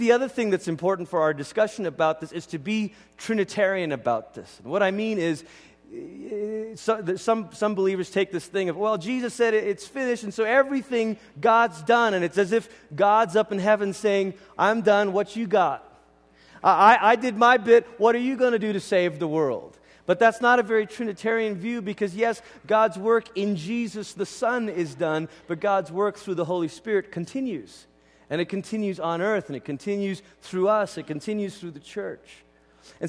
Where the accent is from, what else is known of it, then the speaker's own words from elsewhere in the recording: Malaysia; moved away; I grew up in Malaysia